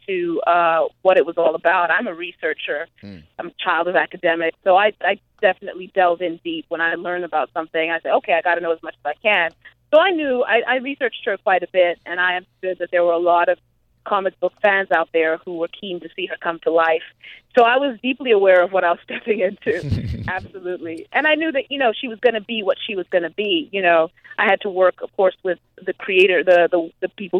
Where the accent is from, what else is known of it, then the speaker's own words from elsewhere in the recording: Zimbabwe; also born or lived in Grinnell, Iowa, United States; now in United States; I grew up in Zimbabwe